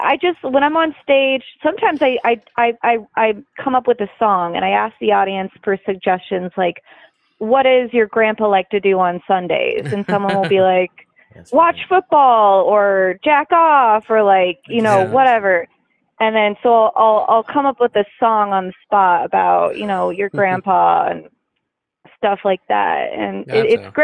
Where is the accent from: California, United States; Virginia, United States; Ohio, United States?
Ohio, United States; Monroe Falls; I grew up in Monroe Falls, Ohio